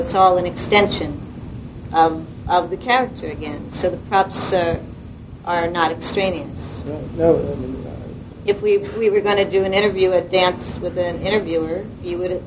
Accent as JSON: {"language": "English", "region": "Delaware", "country": "United States", "moved": "yes", "lives_now": "New York, United States", "said": "I'm from Delaware, and in Delaware I choreographed a lot of community theater and college theater"}